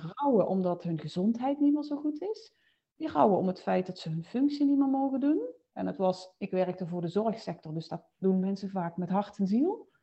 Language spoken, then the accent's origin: Dutch; Limburg, Netherlands; now in Mierlo, Netherlands; Woonachtig in Mierlo, maar je zult het waarschijnlijk horen, oorspronkelijk, eh, kom ik uit Limburg